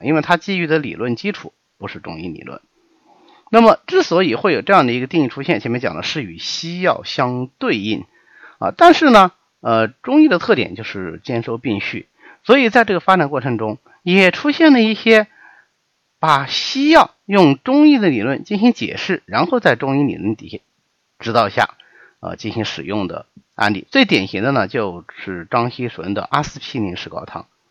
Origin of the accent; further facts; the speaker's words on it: China; 我们中国人